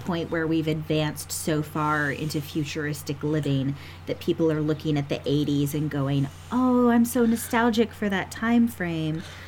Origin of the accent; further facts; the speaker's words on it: United States; as an American